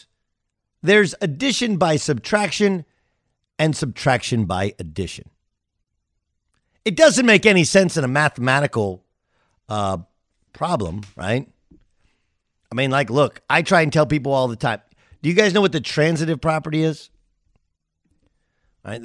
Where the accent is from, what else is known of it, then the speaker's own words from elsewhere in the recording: Southern California, United States; also born or lived in Orange County; I grew up in Southern California